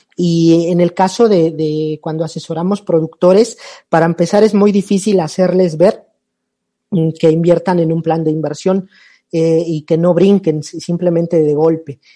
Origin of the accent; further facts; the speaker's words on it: Mexico; also born or lived in Panama; soy eh, mexicano